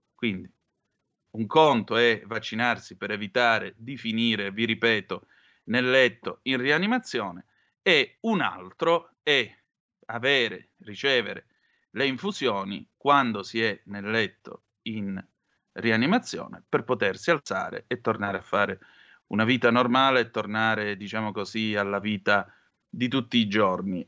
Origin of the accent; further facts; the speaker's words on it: Vibo Valentia, Calabria, Italy; moved away as an adult; io sono di Vibo Valencia e come vede parlo così